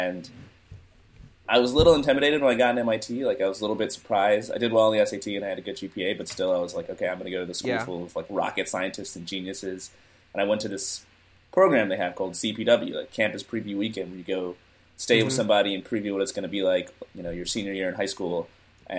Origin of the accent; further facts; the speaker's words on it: Atlanta, Georgia, United States; moved away as an adult; also born or lived in Boston; now in San Francisco, United States; I grew up in Atlanta